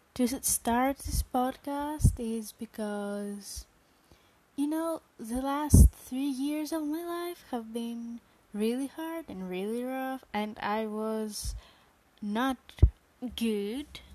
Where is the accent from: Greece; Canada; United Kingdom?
Greece; I am from Greece.